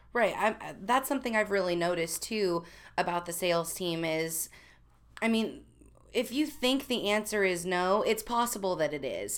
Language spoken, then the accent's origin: English; Missouri, United States; I come from Missouri